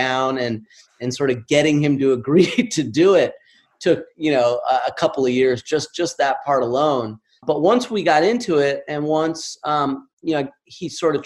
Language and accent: English; Southern California, United States; Where I grew up in Southern California